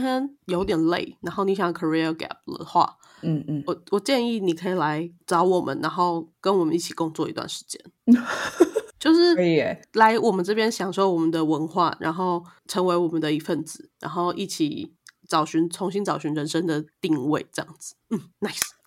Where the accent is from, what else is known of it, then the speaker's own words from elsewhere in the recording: Taiwan; 作为一个台湾人